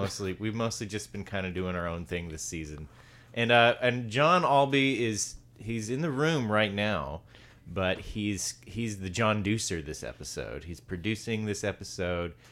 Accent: the South, United States; accent: Southern; most people who have, are from the South sound like us

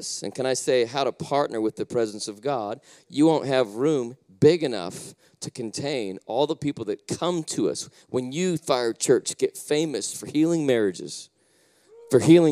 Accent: Salt Lake City, Utah, United States; moved away; also born or lived in California; I was born and raised in Salt Lake City, Utah.

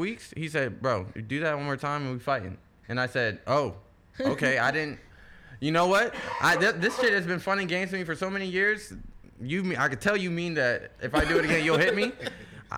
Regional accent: Baltimore, Maryland, United States; I'm from Baltimore

